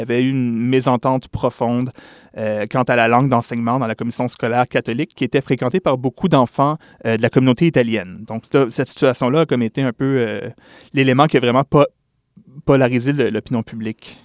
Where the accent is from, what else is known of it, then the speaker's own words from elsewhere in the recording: Quebec, Canada; chez nous, au Québec